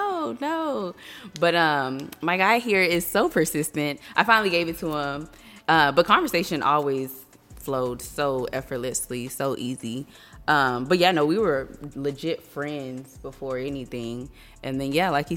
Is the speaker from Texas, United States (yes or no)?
yes; Fort Worth, Texas, United States; moved away as an adult; now in Austin, United States; I'm from Fort Worth, born and raised. We currently reside in the Austin area